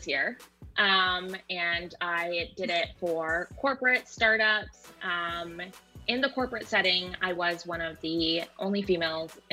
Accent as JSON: {"language": "English", "town": "Vancouver", "region": "British Columbia", "country": "Canada", "moved": "as an adult", "lives_now": "Seattle, United States", "said": "I'm originally from Vancouver"}